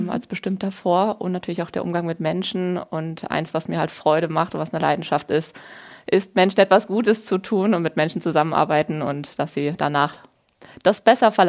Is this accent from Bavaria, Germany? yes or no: no; Wiesbaden, Hesse, Germany; ich bin gebürtig in Wiesbaden aufgewachsen, wo ich heute auch wieder wohne.